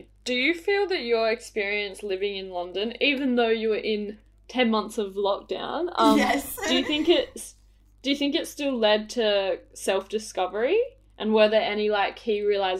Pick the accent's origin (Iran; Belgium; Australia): Australia; Kangaroo Island, South Australia; moved away; When I go back to my hometown, like, on KI